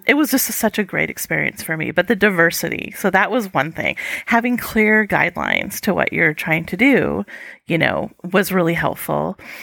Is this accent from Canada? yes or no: no; United States; an American who's traveled and lived overseas